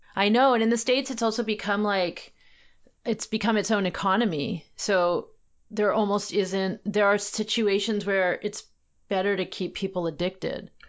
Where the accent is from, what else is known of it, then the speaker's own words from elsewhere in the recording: Canada; as a Canadian